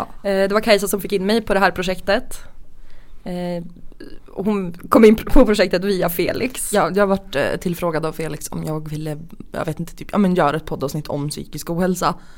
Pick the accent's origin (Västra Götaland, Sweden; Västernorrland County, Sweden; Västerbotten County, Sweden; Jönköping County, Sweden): Västernorrland County, Sweden; Sundsvall; vi kommer från Sundsvall, vi träffades i Sundsvall.